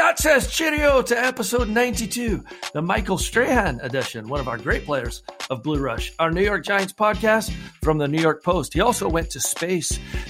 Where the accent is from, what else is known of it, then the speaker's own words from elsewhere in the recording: Scotland, United Kingdom; I'm the Scotsman